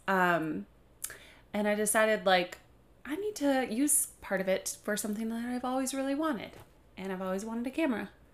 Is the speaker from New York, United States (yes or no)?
no; Kalamazoo, Michigan, United States; moved away as an adult; now in Grand Rapids, United States; I am from Kalamazoo, Michigan